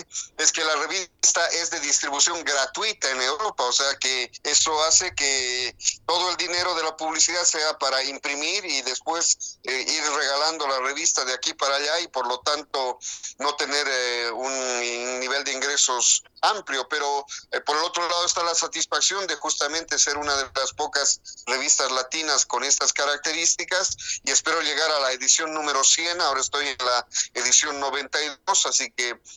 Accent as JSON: {"language": "Spanish", "country": "Bolivia", "said": "si yo como boliviano organizo una fiesta, automáticamente tengo que invitarle al chileno, al argentino, al colombiano, porque si solo hago para bolivianos"}